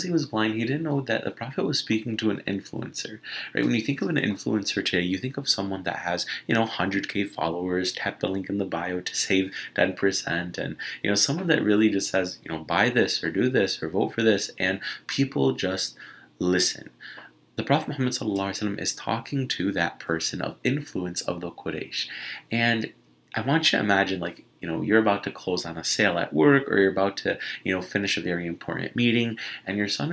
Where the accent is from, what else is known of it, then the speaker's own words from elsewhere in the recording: Michigan, United States; I'm from Michigan.